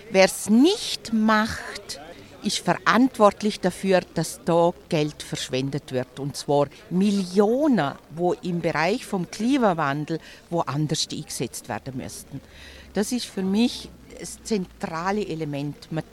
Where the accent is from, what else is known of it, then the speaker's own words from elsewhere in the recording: Liechtenstein; Ich bin aus dem Liechtenstein und die Tunnelspinne wird große Auswirkungen auf das Liechtenstein haben.